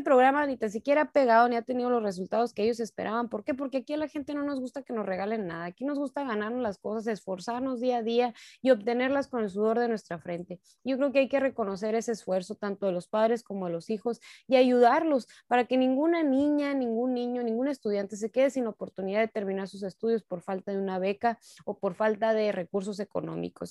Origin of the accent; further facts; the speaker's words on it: Sonora, Mexico; como sonorenses, como mexicanos